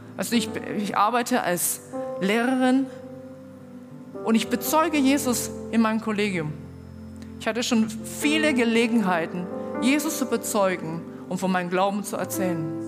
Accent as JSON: {"language": "German", "country": "China", "moved": "yes", "lives_now": "Germany", "said": "ich komme aus China"}